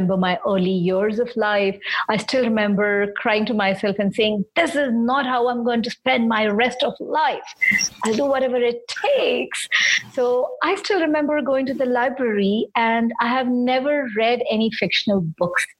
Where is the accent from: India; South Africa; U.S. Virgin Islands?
India; Mumbai, Maharashtra; I'm from Bombay in India